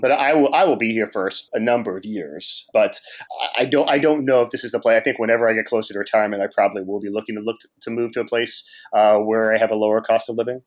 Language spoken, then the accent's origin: English; Cincinnati, Ohio, United States; now in Washington, D.C., United States; I'm from Cincinnati